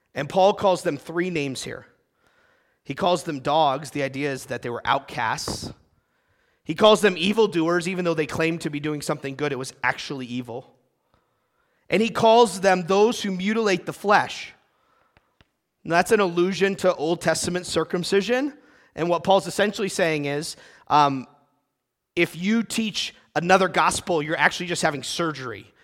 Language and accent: English; United States; my being American